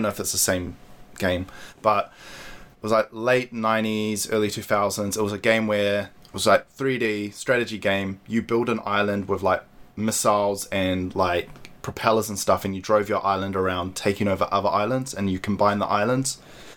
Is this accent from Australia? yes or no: no; Auckland, New Zealand; So I grew up in Mount Roskill